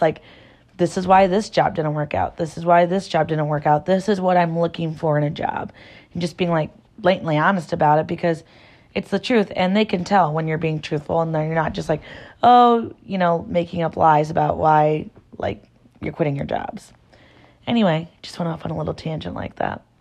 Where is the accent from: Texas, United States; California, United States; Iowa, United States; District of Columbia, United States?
Iowa, United States; Garner; born and raised in Iowa. I'm from a really small town